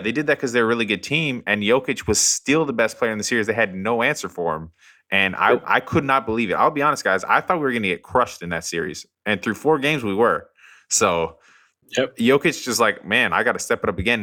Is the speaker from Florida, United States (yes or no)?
no; Colorado, United States; now in New Orleans, United States; I'm from Colorado